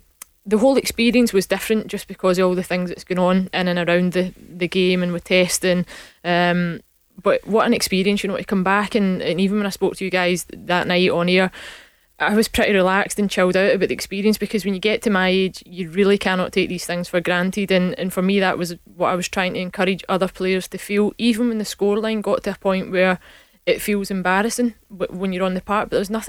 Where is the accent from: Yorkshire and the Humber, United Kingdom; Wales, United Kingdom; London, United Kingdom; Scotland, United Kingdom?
Scotland, United Kingdom; I think that's us being typically Scottish when we look at that.